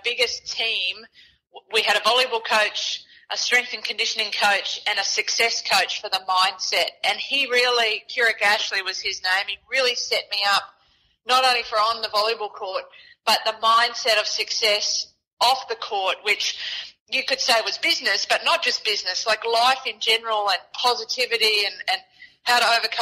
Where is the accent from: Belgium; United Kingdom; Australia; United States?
Australia; Townsville, Queensland; I was born in Townsville